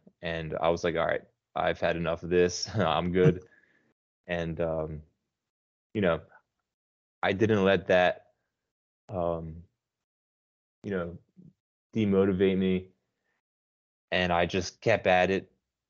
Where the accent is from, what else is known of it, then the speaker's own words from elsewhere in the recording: New Jersey, United States; moved away as an adult; now in Brazil; I'm down south in a state called Paraná. Okay. I'm actually from New Jersey. I moved here about 9 years ago.